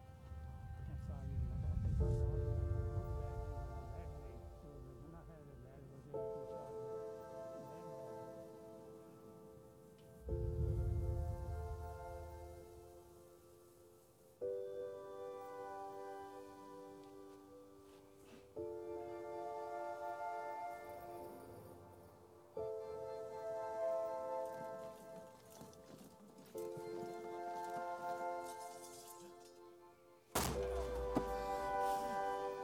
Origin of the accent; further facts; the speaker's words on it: United States; as an American